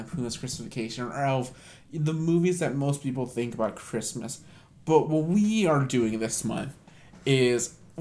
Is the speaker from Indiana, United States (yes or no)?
no; California, United States; I grew up in California